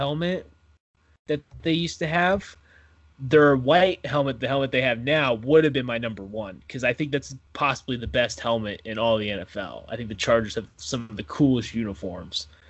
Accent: Oklahoma, United States; I'm from Oklahoma

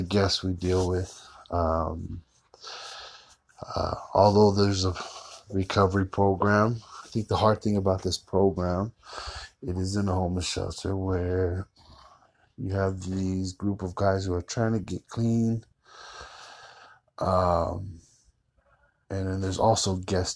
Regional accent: Fontana, California, United States; moved away as an adult; now in Utah, United States; I am originally from Southern California, a little city called Fontana. That's where I kind of had to leave it, leave my hometown

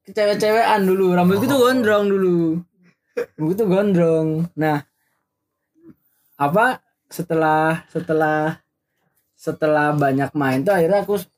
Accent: Yogyakarta, Special Region of Yogyakarta, Indonesia; aku juga emang dari dari kecil di Jogja.

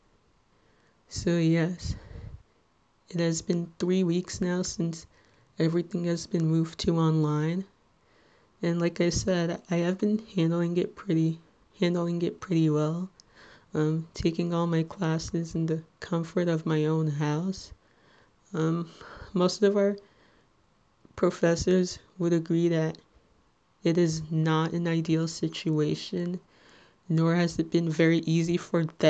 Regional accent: Little Ferry, New Jersey, United States

